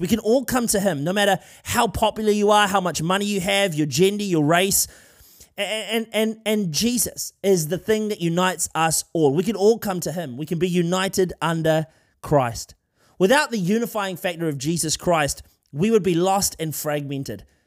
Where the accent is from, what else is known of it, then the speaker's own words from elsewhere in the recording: Wellington, New Zealand; from Wellington, uh, the place where I grew up here in New Zealand